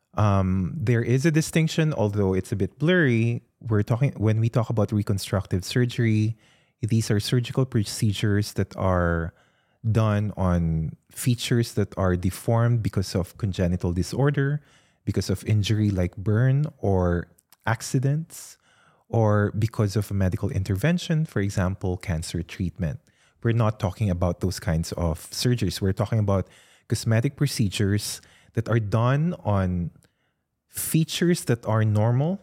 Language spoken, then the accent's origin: English; Philippines; now in Australia; I did not grow up in Australia, I grew up in the Philippines